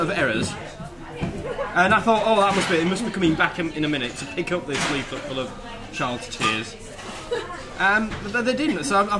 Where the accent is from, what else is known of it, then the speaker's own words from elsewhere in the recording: United Kingdom; That's how British we are.